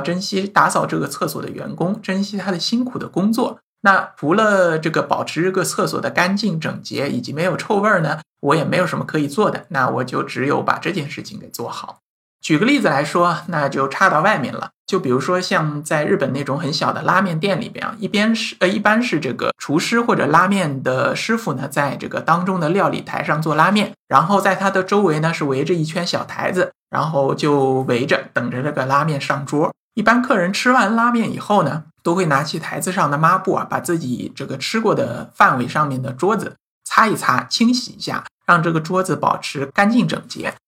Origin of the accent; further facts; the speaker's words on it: China; 我们中国人或者说我们大陆人